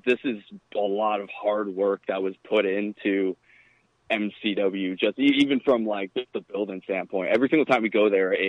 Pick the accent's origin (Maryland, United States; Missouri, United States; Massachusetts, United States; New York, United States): Maryland, United States; Glen Burnie; now in Florida, United States; because I'm honestly a Baltimore person myself. I grew up in Glen Burnie, which is 25 minutes outside of Joppa.